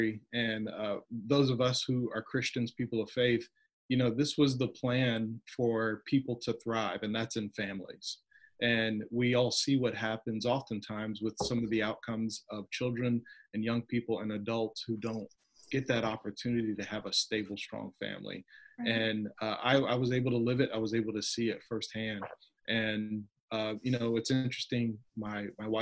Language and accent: English; Virginia Beach, Virginia, United States; I grew up in the Hampton Roads, Virginia area, Virginia Beach, Virginia area, and really had a really great upbringing.